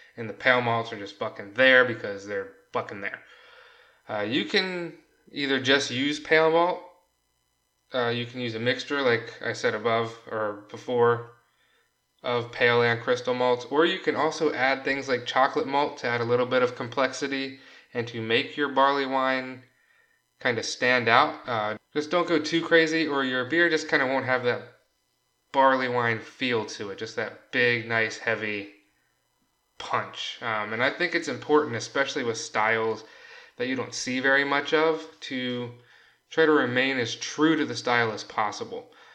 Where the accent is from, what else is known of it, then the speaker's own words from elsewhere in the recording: United States; I'm an American